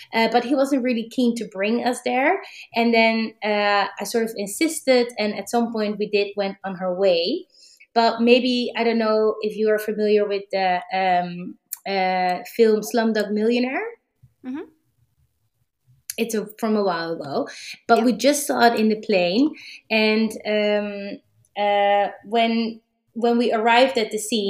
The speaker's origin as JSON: {"language": "English", "town": "Amsterdam", "region": "North Holland", "country": "Netherlands", "also_born_or_lived": "New York", "said": "I'm from Amsterdam, the Netherlands"}